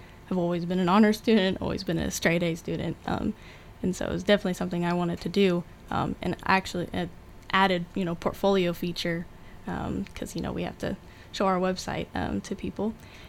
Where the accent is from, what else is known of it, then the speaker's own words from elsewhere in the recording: Anchorage, Alaska, United States; So I was a military kid, so I've kind of been like everywhere, but the longest we stayed somewhere was in Anchorage, Alaska, so I kind of call that home.